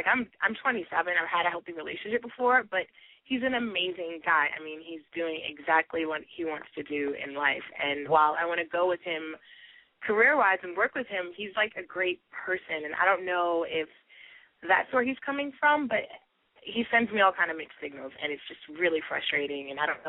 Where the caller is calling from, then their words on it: New York City, New York, United States; I'm from New York City.